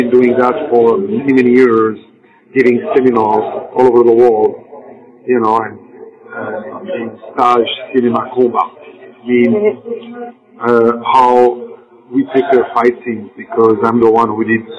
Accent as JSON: {"language": "English", "country": "Belgium", "tie": "born or raised there", "second_language": "English", "moved": "as an adult", "lives_now": "Los Angeles, United States", "said": "we grew up together in Belgium, and we went in 1982 in Los Angeles."}